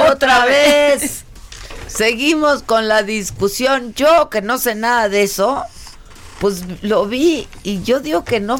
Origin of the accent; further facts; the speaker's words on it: Acapulco, Guerrero, Mexico; No sé si es porque yo vengo de Acapulco, pero sí está, está, está bajo la temperatura, ¿no?